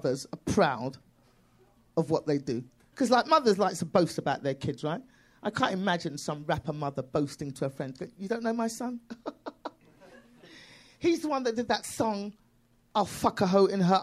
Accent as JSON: {"language": "English", "region": "London", "country": "United Kingdom", "accent": "British", "moved": "as an adult", "lives_now": "United States", "said": "I'm from London."}